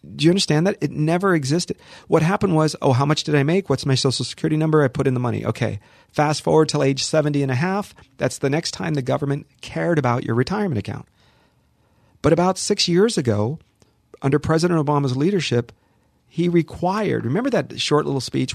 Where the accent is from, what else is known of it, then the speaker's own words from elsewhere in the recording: Los Angeles, California, United States; also born or lived in Hollywood; I'm born and raised here, born in Hollywood, raised in the San Fernando Valley, lived here my